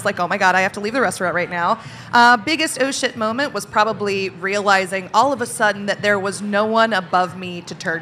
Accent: the South, United States; now in Portland, United States; I grew up in the South

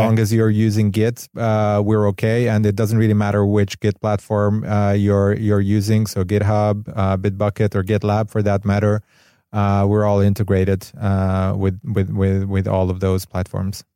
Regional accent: Hungary; moved away as an adult; also born or lived in Barcelona, Spain; now in Los Angeles, United States; I'm from Europe, actually from Hungary originally. I moved to L A about a bit more than a year ago

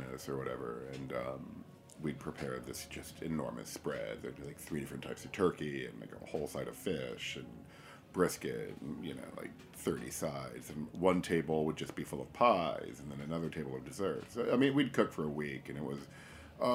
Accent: Naples, Florida, United States; moved away as an adult; also born or lived in Paris, France; now in Nashville, United States; I grew up in Naples

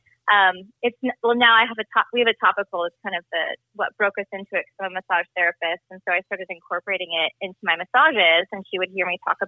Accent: California, United States; moved away as an adult; now in Texas, United States; I'm from California, and I recently transplanted to Texas

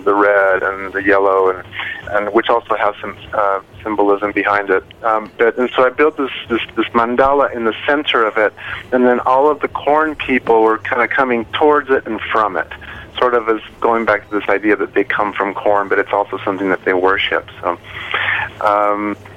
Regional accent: Mexico; moved away; I'm originally from Mexico

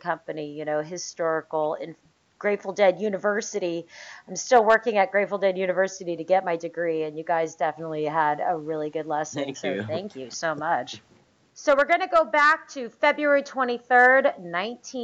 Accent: West Coast, United States; now in Massachusetts, United States; I'm from the West Coast

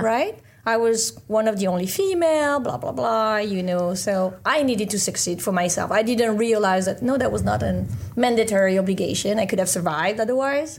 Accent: France; moved away as an adult; also born or lived in Caribbean / London; I studied biomedical engineering in France, where I was born

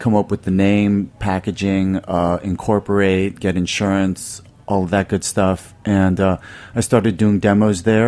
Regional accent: Silver Spring, Maryland, United States; born or raised there; now in Brooklyn, United States

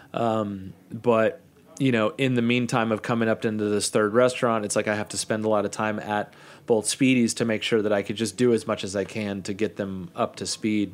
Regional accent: Kansas City, United States; moved away as an adult; also born or lived in Arizona / Brooklyn, New York; one of my best friends, Chris, who I grew up in Kansas City

